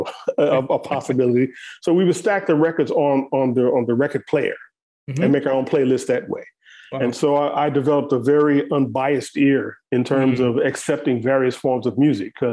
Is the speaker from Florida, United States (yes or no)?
no; St. Louis, Missouri, United States; I grew up in St. Louis, Missouri, which is a very musical place.